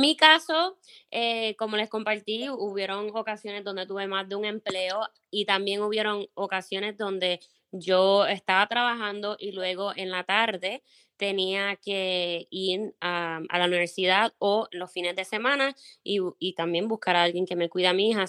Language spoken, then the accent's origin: Spanish; Puerto Rico; first language Spanish; moved away as an adult; now in Minnesota, United States; nací y me crié en Puerto Rico y llevo casi seis años eh, viviendo